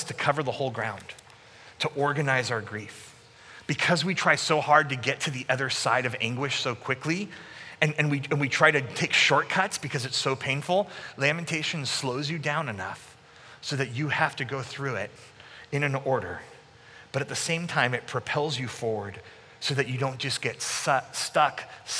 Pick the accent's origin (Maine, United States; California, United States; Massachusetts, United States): California, United States; Sacramento; moved away as an adult; also born or lived in Canada; I moved back in 2002 from Canada back to Sacramento, and I was working at my home church